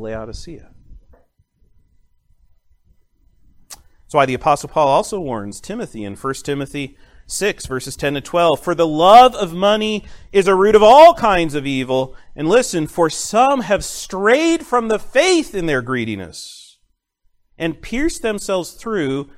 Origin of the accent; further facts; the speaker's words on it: United States; as an American college student